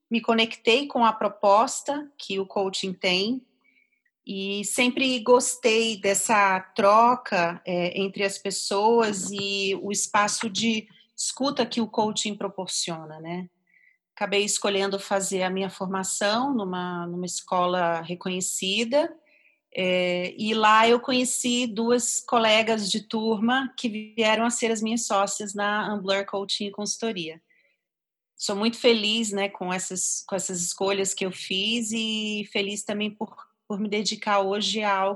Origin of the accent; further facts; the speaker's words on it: Rio de Janeiro, Brazil; now in São Paulo, Brazil; É, eu sou carioca, ah, moro aqui em São Paulo já tem uns 17 anos e eu vim para cá por motivos profissionais.